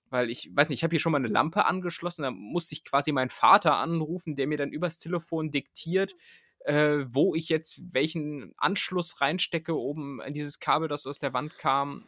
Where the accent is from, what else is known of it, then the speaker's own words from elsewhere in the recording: southern Lower Saxony, Germany; now in Berlin, Germany; bei uns in Niedersachsen hat man gar nicht so, äh, also da wo ich herkomme